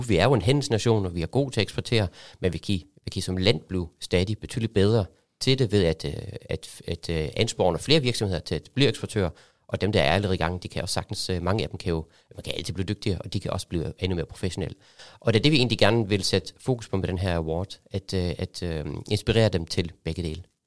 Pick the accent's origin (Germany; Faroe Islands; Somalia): Germany; now in Denmark; kommer jeg selv fra Tyskland